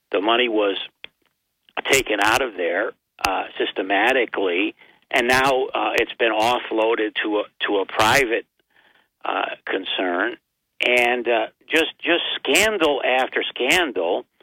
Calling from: Binghamton, New York, United States; Well, it's … from Binghamton, Bob.

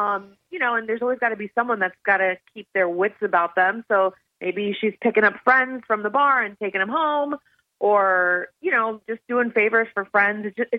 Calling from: Shreveport, Louisiana, United States; from Shreveport.

